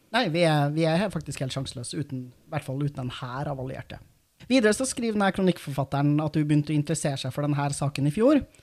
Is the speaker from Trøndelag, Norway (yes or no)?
yes; Trondheim, Trøndelag, Norway; lokalavisa der jeg er fra, i Trondheim